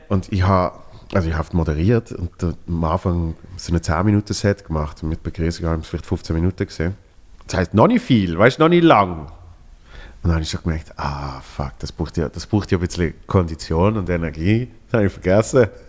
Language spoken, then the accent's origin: German; Switzerland; ich als Schweizer in Berlin